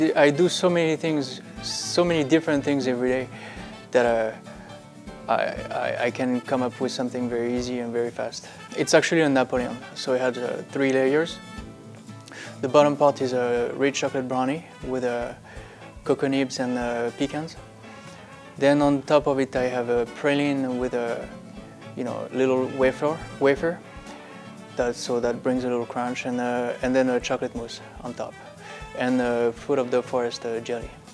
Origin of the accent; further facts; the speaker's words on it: France; now in Las Vegas, United States; I'm from France